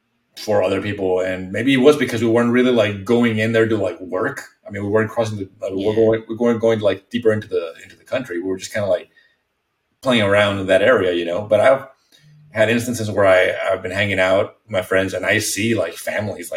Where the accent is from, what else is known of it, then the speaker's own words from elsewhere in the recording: Mexico; English is a second language; moved away as an adult; also born or lived in Texas, United States; now in United States; I was born and raised in Mexico, but right on the border with Texas